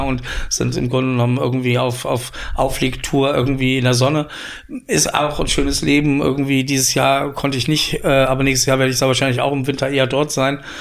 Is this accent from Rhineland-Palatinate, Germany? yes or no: yes; Koblenz, Rhineland-Palatinate, Germany; moved away as an adult; also born or lived in Paris, France; now in Berlin, Germany; in Koblenz, wo ich herkomme